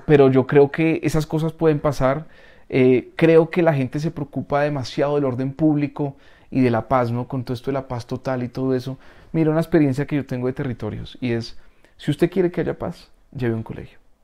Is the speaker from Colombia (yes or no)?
yes; Colombia; nosotros como como los colombianos